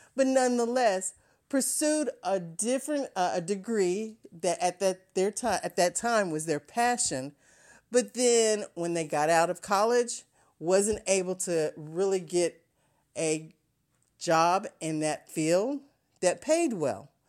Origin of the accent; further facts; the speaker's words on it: Ohio, United States; growing up in Ohio, there was a company called N C R